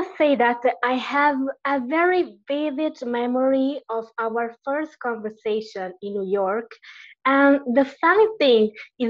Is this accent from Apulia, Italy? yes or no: yes; Bari, Apulia, Italy; I was raised in Bari Vecchia